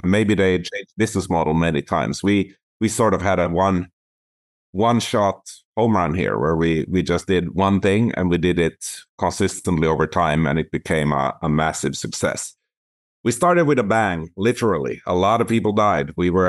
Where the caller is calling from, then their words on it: Toronto, Ontario, Canada; I'm calling in from Toronto, Ontario, and I tend to spend about 6 months of the year here, and the rest I do traveling.